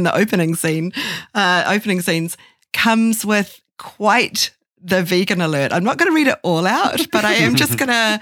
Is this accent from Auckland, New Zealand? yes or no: yes; Auckland, New Zealand; moved away; as a New Zealander